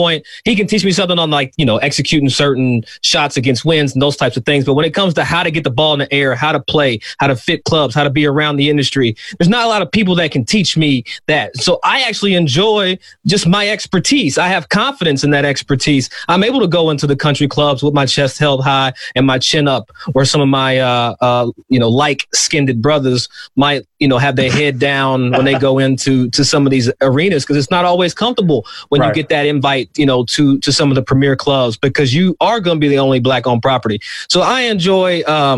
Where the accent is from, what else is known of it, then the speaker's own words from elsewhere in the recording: Versailles, Kentucky, United States; I'm from Versailles, Versailles, Kentucky, not Versailles, Versailles, as country as it is